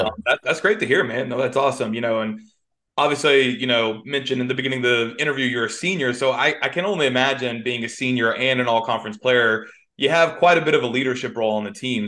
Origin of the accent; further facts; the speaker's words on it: Atlanta, Georgia, United States; you're an Atlanta kid like myself